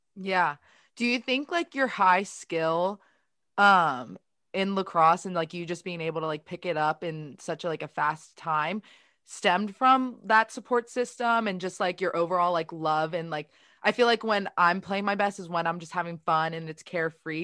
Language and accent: English; Baltimore, Maryland, United States; I'm from Baltimore